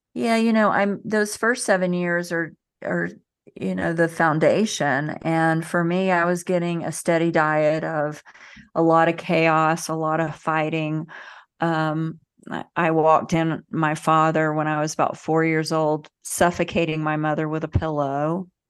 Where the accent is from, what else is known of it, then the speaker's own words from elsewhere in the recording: the South, United States; I grew up in the South in the United States.